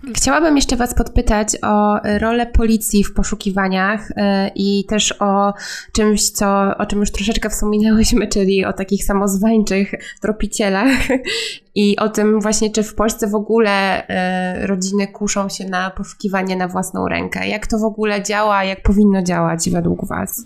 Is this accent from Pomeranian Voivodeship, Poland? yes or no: yes; Gdańsk, Pomeranian Voivodeship, Poland; ja pochodzę z Gdańska i mieszkam w Gdańsku przez całe życie